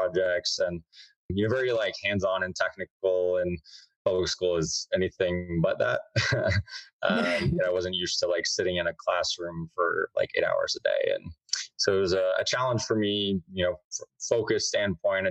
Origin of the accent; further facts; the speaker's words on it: Whiteland, Indiana, United States; I grew up in Indianapolis, Indiana, in a little town called Whiteland, which is like 30 minutes south of Indy, a little corn country town